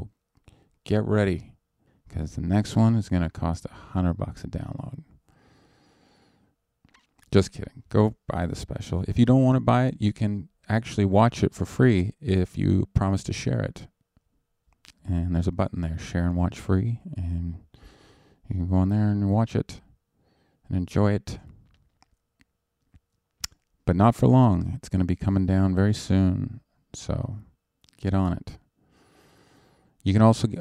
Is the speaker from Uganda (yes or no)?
no; Canada; now in United States; I'm Canadian.